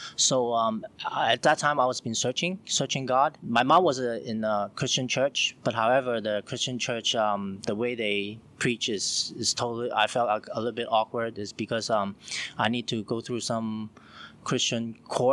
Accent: Hong Kong; now in China; I'm from Hong Kong, and now I'm staying in China

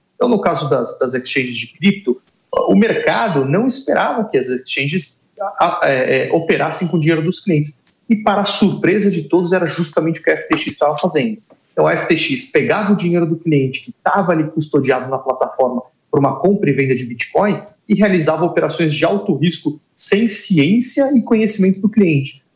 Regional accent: Brazil; a gente é Brasileira

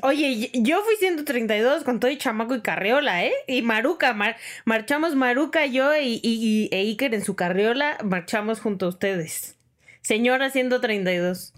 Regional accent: Sonora, Mexico; moved away; yo soy de Sonora

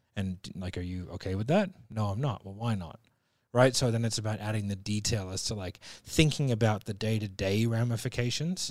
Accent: Sydney, New South Wales, Australia; I'm from Sydney

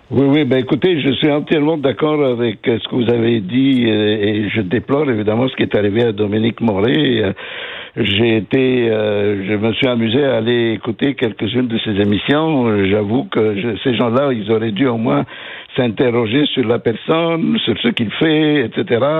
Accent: Quebec, Canada; en tant que Québécois

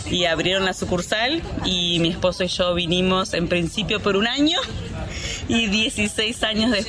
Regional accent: Montevideo, Uruguay; Soy de Montevideo.

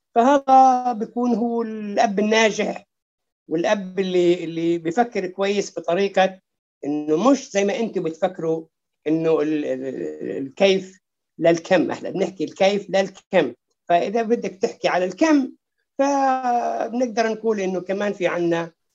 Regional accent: Lakiya, Southern District, Israel; في قريتنا في اللقيه

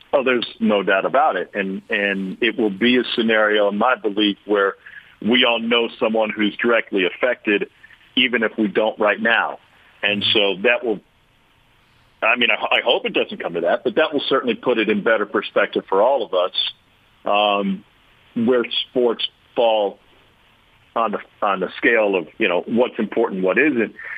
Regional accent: Missouri, United States; growing up in Missouri

